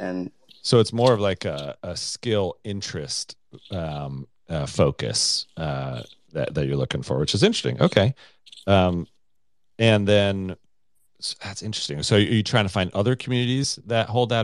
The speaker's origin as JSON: {"language": "English", "country": "United States", "said": "I'm American"}